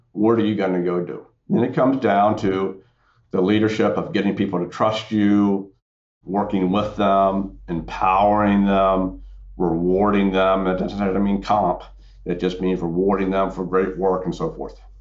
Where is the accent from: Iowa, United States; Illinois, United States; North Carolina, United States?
North Carolina, United States; Central; I grew up in Central North Carolina